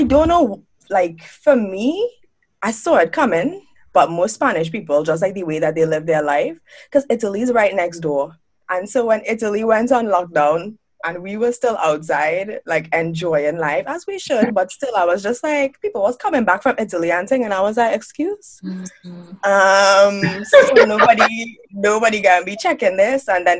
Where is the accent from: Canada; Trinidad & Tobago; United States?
Trinidad & Tobago; Port of Spain; moved away as an adult; growing up in the Caribbean, I lived there my entire life.